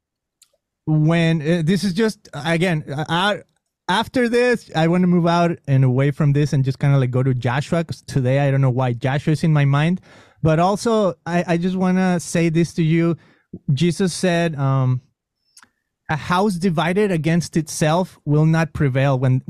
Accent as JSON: {"language": "English", "country": "Mexico", "tie": "born or raised there", "accent": "Mexican", "first_language": "Spanish", "second_language": "English", "moved": "yes", "said": "growing up in Mexico, of course, my accent, I mean, I spoke Spanish"}